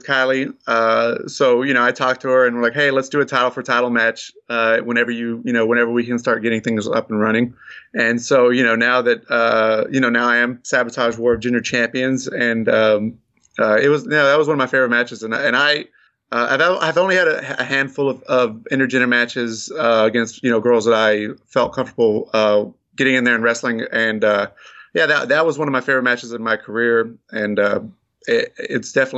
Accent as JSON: {"language": "English", "town": "Abilene", "region": "Texas", "country": "United States", "tie": "born or raised there", "said": "I grew up in West Texas, in Abilene, Texas"}